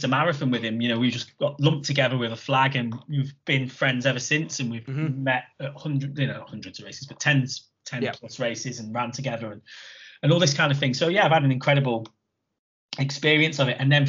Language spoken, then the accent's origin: English; Chester, North West England, United Kingdom; my hometown one, Chester.